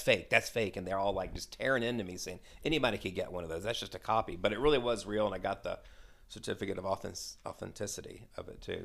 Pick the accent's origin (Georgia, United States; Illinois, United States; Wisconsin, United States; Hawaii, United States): Georgia, United States; Atlanta; I'm born and raised in Atlanta, lived here all my life